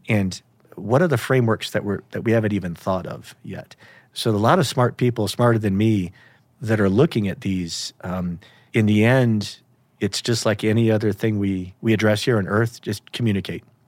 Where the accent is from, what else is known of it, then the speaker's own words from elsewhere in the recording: United States; I grew up in America